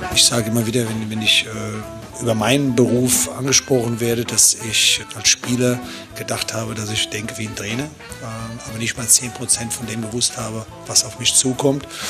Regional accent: Swabia, Germany; bin ich Schwabe

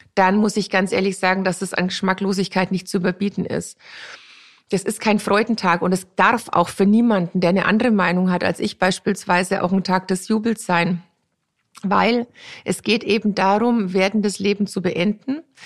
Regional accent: near Grafenrheinfeld, Bavaria, Germany; Grafenrheinfeld ist nicht weit und ich bin auch in der Nähe da aufgewachsen

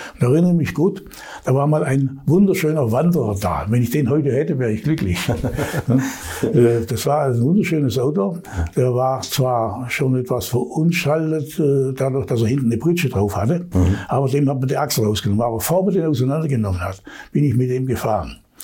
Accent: Allgäu, Bavaria, Germany; ich bin ja im Allgäu aufgewachsen

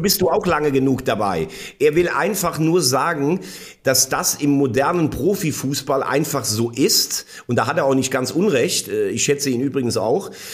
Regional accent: Bell, Rhineland-Palatinate, Germany; mein, mein Heimatort heißt Bell

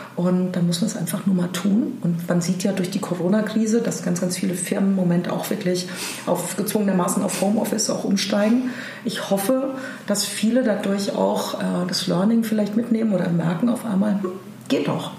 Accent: Germany; now in Hamburg, Germany; ich bin Deutsche

